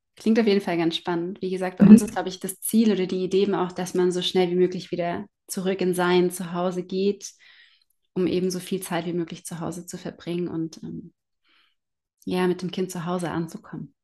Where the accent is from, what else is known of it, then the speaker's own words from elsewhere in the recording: Germany; bei uns in Deutschland